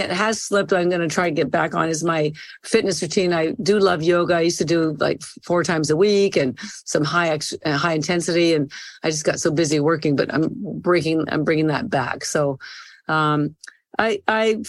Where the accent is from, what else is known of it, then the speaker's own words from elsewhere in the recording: Canada; I'm Canadian by birth